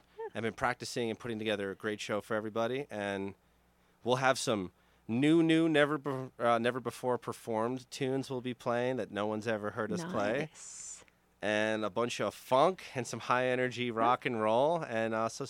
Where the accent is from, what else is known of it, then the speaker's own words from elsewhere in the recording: New Jersey, United States; I'm from New Jersey, as we mentioned